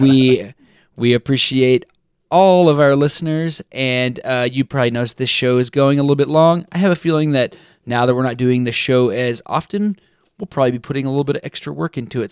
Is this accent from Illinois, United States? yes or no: no; Texas, United States; I'm from Texas